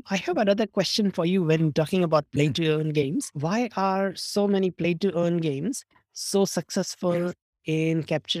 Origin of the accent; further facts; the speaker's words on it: India; I'm originally from India, I have friends in India